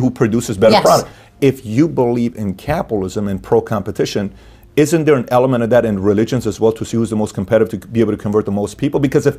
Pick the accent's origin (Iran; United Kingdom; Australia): Iran; now in United States; My parents are Christians. I was born and raised in Iran.